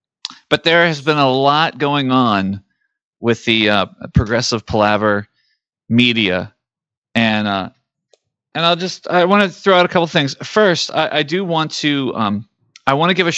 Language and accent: English; United States; growing up in the 80s in America